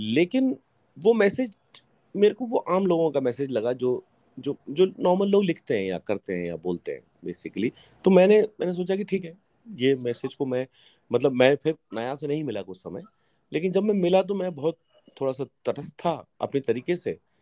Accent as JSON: {"language": "Hindi", "town": "Hoshangabad", "region": "Madhya Pradesh", "country": "India", "tie": "born or raised there", "also_born_or_lived": "Kashmir", "said": "मैं होशंगाबाद में पला बड़ा हूँ कश्मीर में पैदा हुआ हूँ"}